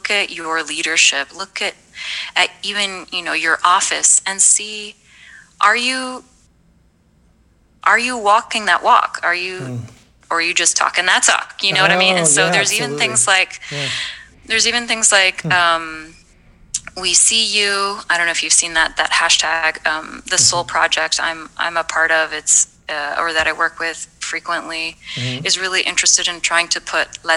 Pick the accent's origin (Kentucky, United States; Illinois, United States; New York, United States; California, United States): Kentucky, United States; Louisville; also born or lived in Rio de Janeiro, Brazil; I grew up in Louisville